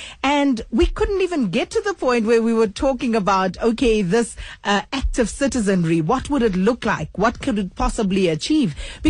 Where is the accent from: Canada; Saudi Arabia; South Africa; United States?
South Africa; why are we such an angry nation? What makes you so angry as a South African?